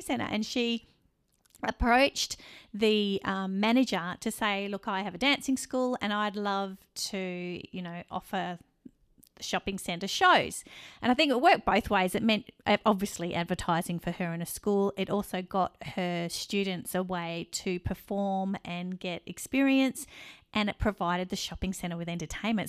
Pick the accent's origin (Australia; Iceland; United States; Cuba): Australia; Perth, Western Australia; we're actually from Perth, Western Australia. We grew up on the sunny side of, uh, Australia